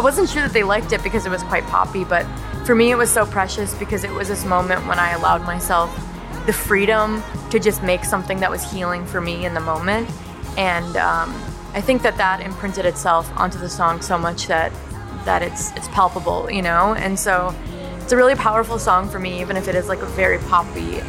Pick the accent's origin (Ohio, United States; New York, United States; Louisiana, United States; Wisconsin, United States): Wisconsin, United States; I built a house on the land where I grew up